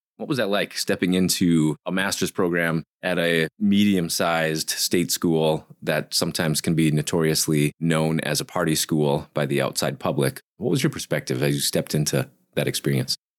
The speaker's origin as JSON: {"language": "English", "region": "northern Minnesota", "country": "United States", "said": "We're blue collar folks from the forests of northern Minnesota"}